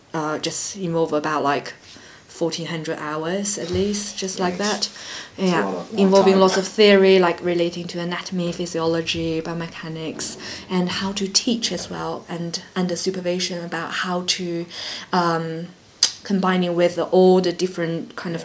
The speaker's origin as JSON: {"language": "English", "country": "China", "moved": "as an adult", "lives_now": "London, United Kingdom", "said": "And I came over to London from China because I was learning about dance science program for my master's degree."}